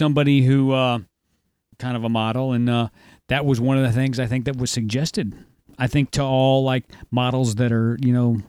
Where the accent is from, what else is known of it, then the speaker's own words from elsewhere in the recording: Midwest, United States; as a Midwesterner.